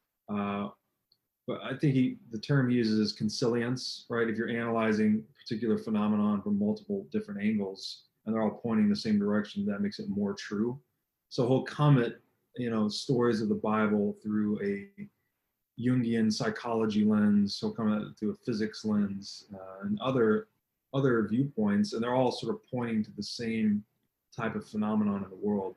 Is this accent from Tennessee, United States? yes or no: yes; Tennessee, United States; I grew up in Tennessee